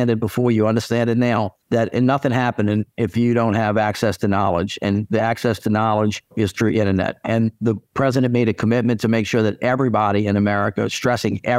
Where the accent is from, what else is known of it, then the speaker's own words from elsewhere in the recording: New Orleans, Louisiana, United States; I'm from I'm from New Orleans. We don't really have high speed rail